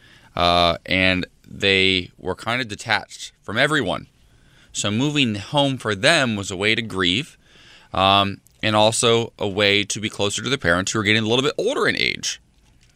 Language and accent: English; Ohio, United States; my hometown has a couple little spots in Ohio